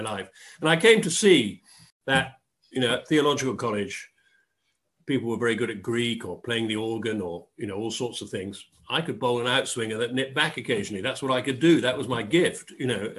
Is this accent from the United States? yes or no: no; Dorset, South West England, United Kingdom; moved away as an adult; also born or lived in Oxford / London; I grew up in Dorset